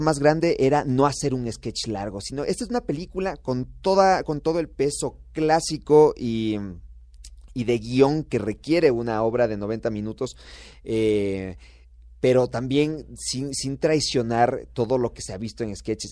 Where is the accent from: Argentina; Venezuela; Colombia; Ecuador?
Ecuador; Nosotros nacimos en Ecuador